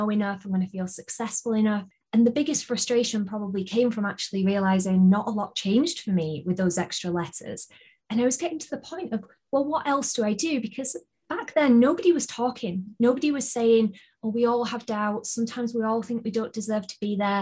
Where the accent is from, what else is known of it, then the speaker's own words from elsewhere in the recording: United Kingdom; accent: British; I shall do my best to have my best British accent